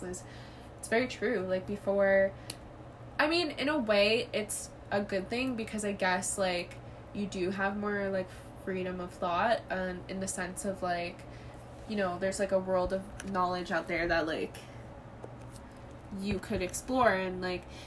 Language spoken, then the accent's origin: English; Canada; we're Canadian, like, obviously we have our own problems here in Canada